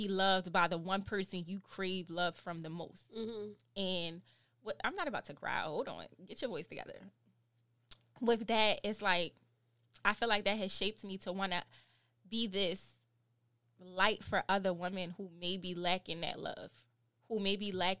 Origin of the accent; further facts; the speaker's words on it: Baltimore, Maryland, United States; I'm from Baltimore.